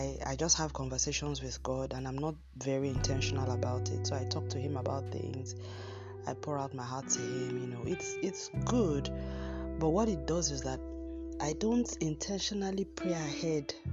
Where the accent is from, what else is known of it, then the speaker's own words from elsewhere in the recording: Nigeria; I'm using Nigerian terms here because we all have to have our own independent sources of water here